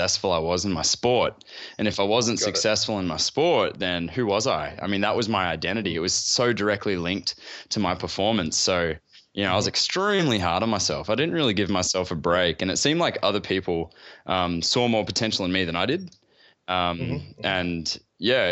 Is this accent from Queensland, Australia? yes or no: yes; Gold Coast, Queensland, Australia; I grew up on the Gold Coast in Australia.